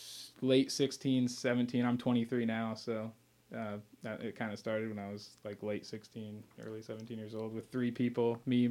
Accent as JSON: {"language": "English", "town": "Lafayette", "region": "Indiana", "country": "United States", "said": "I'm from Layfette."}